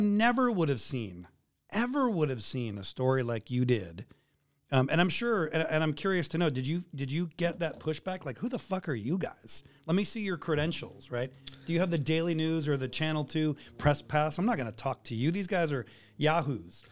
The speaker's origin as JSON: {"language": "English", "town": "San Francisco", "region": "California", "country": "United States", "tie": "born or raised there", "also_born_or_lived": "Boise, Idaho / Kalispell, Montana / Juneau, Alaska", "moved": "as an adult", "lives_now": "Anchorage, United States", "said": "San Francisco, my, my hometown"}